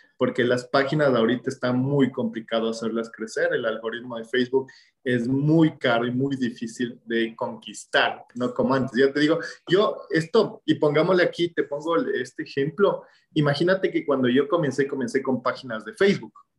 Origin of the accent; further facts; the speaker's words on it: Ecuador; en mi país, en Ecuador